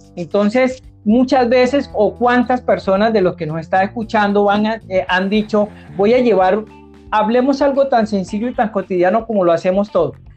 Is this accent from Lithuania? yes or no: no; Barrancabermeja, Santander, Colombia; desde mi querida Colombia y desde mi ciudad natal Barranca Bermeja